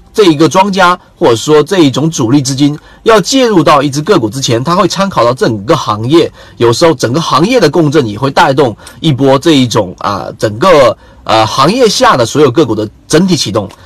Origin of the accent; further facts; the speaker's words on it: China; 我们中国人